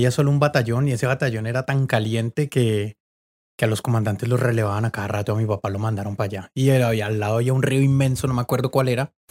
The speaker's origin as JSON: {"language": "Spanish", "town": "Cali", "region": "Valle del Cauca", "country": "Colombia", "said": "Ah, bueno, de acá de Cali. Yo soy de acá de Cali, pero como mi papá era militar, yo viajaba por todo el país."}